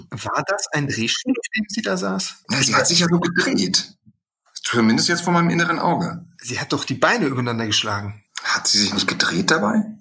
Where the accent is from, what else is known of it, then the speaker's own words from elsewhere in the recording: Bochum, North Rhine-Westphalia, Germany; Wir hatten in Bochum bei uns, ich komme aus dem Ruhrpott, ein Kino, das äh, UCI-Kino.